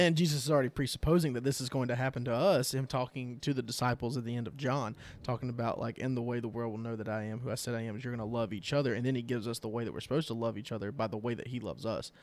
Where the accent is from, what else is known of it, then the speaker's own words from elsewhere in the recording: United States; as American Christians